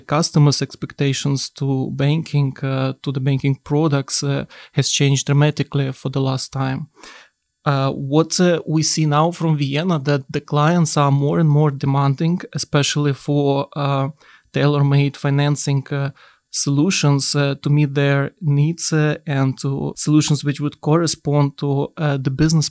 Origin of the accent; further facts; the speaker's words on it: Ukraine; born there; And I was born in Ukraine. I saw the country for many, many years.